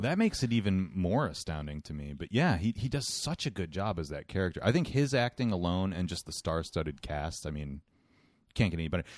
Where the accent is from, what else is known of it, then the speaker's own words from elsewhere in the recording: United States; I'm an American person.